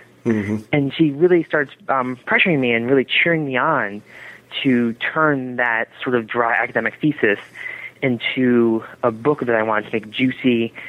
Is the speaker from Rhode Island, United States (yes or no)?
no; Bronxville, New York, United States; also born or lived in Connecticut; I'm originally from Bronxville, New York, a little town right above New York City. And I grew up, split between there and Connecticut.